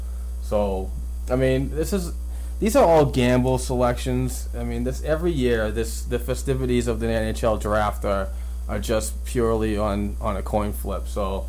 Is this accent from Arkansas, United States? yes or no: no; Boston, Massachusetts, United States; I'm from Boston. I don't say my J's anyway.